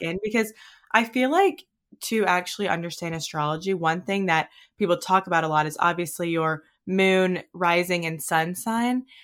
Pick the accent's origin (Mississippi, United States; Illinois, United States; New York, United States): Mississippi, United States; moved away as an adult; also born or lived in Hawaii; we're from Mississippi, but I moved to Hawaii after college